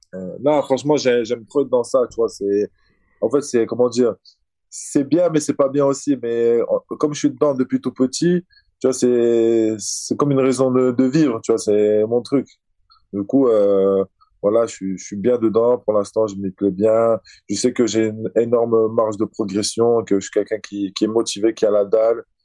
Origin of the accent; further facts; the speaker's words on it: Azerbaijan; moved away; comme je suis du Caucase, tu vois, je, suis... je viens d'Azerbaïdjan. Donc l'animal chez nous, c'est le loup